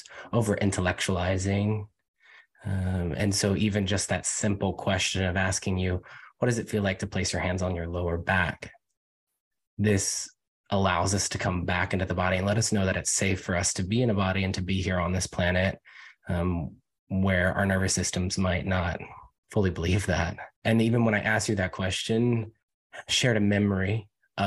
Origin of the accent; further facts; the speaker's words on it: United States; also born or lived in Virginia / North Carolina / New York City / Los Angeles; now in Portland, United States; I'm from Virginia and North Carolina originally